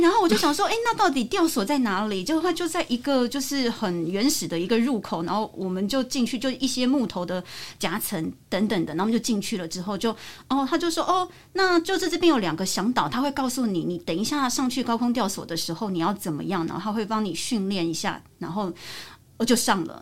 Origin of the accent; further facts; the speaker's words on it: Taiwan; 我们就从台湾来的我跟我师傅